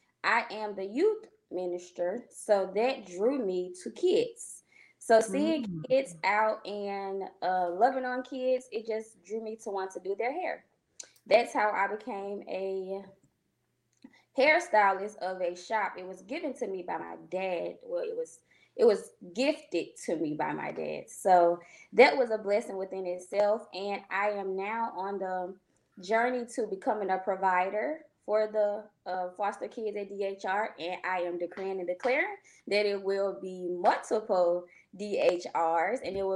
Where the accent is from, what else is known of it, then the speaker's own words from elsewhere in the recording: Cleveland, Ohio, United States; now in Hueytown, United States; I am a salon owner here in Hueytown, Alabama. I am originally from Cleveland, Ohio. My mom saw fit for us to come here in 2005.